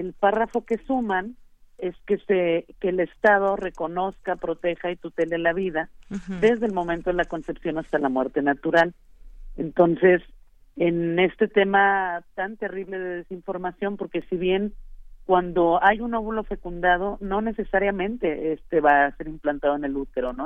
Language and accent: Spanish; Nuevo León, Mexico; aquí en Nuevo León